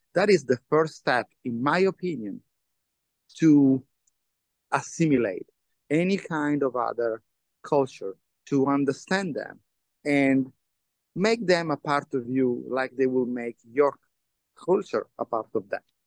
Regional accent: Turin, Piedmont, Italy; English is a second language; the ATP finals are played in my hometown.

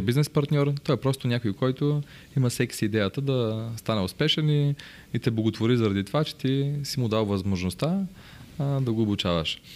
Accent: Bansko, Blagoevgrad Province, Bulgaria; аз съм от Банско

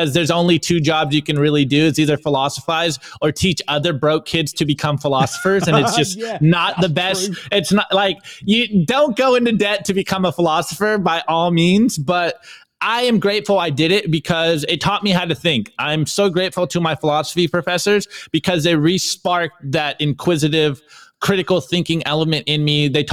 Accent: California, United States; I'm from California.

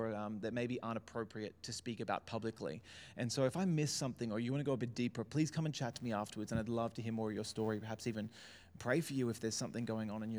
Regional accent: Brisbane, Queensland, Australia; also born or lived in Melbourne; I was born in Melbourne, so in Carlton Hospital. We were there till I think I was 5 or 6 when the family moved up to Brisbane, saw the sunshine and decided never to go back. And so I've kind of grown up in and around Brisbane my whole life

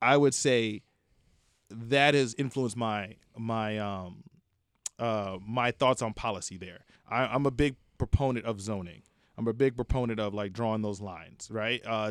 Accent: Maryland, United States; moved away as an adult; also born or lived in Memphis; growing up in Maryland

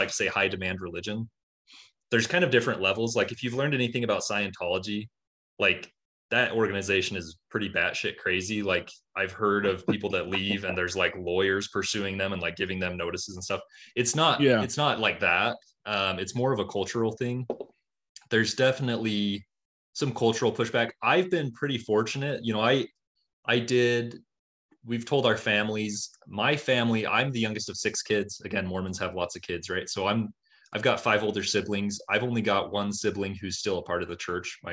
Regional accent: Utah, United States; I was born and raised in Utah, just about an hour south of where I live

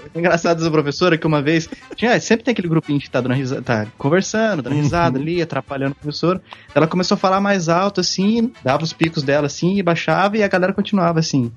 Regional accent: Pindamonhangaba, São Paulo, Brazil; now in Tatuí, Brazil; cidade onde eu nasci, Pindamonhangaba, São Paulo

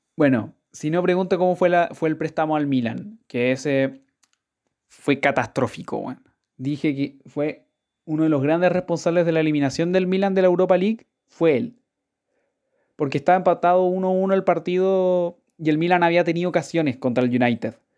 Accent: Chile; como buen chileno

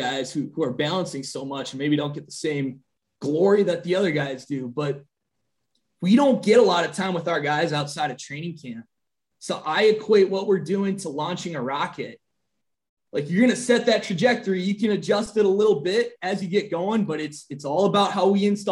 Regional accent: Green Bay, Wisconsin, United States; moved away; also born or lived in Minnesota; I'm originally from, you know, the state of Wisconsin. I'm from Green Bay

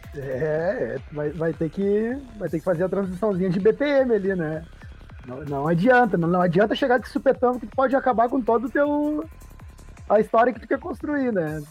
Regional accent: Porto Alegre, Rio Grande do Sul, Brazil; Sou de Porto Alegre, Rio Grande do uhum. Sul. Sempre morei, morei na capital

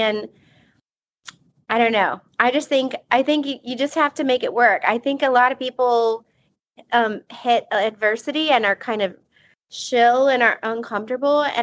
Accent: South Texas, United States; growing up in South Texas

